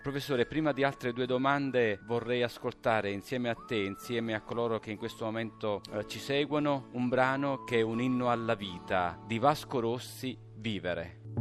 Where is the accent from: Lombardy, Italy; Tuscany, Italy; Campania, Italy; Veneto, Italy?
Campania, Italy; Scala; now in Assisi, Italy; con il sindaco del mio paese, Scala, sulla costiera malfitana